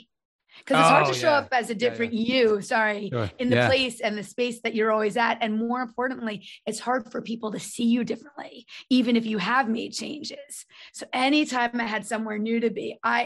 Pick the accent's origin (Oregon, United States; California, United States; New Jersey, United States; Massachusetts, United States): New Jersey, United States; North Brunswick; also born or lived in Manhattan, New York; I'm from North Brunswick area.